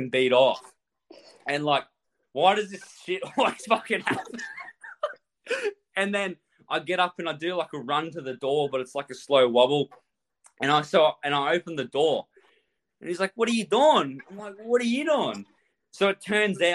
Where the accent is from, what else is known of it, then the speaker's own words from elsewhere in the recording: Australia; I'm just here from Australia